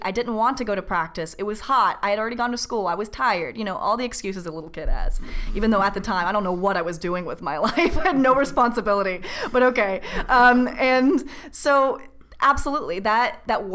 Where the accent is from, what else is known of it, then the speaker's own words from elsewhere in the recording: Orange County, California, United States; I was raised in Orange County, which is a nice, pleasant, suburban place to grow up.